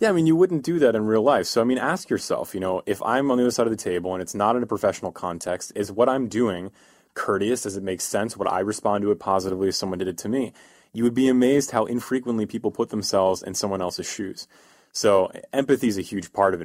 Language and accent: English; East Coast, United States; moved away as an adult; now in California, United States; I'm from the East Coast, uh, and in the East Coast, we're, we're a miserable people from the East Coast